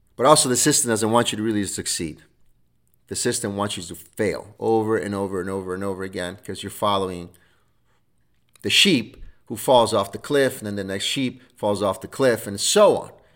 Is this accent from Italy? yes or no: yes; Rome, Lazio, Italy; now in United States; I was born in Rome, Italy.